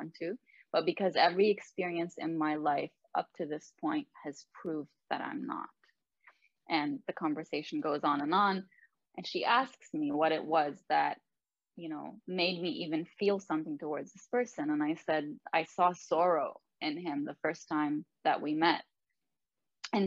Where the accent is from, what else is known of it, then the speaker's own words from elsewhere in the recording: Lebanon; now in Canada; I am the only one in my family who was born and raised in Lebanon